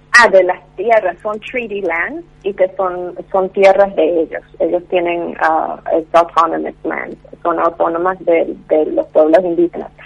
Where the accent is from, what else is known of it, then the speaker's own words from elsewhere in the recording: Canada; como canadiense